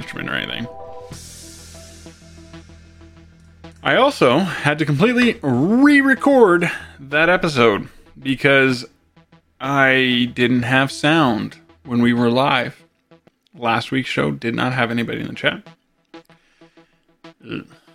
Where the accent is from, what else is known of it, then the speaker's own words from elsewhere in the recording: Canada; my fellow Canadians